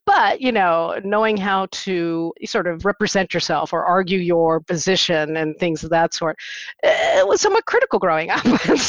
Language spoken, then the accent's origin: English; San Mateo County, San Francisco Bay Area, California, United States; also born or lived in Jersey City, New Jersey; But at the ripe age of 3 months, my family moved to the San Francisco Bay Area, in particular San Mateo County.